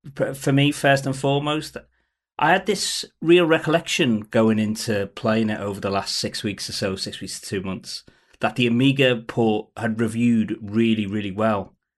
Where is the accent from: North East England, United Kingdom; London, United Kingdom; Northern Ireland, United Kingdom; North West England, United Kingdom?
North West England, United Kingdom; Liverpool; I grew up in Liverpool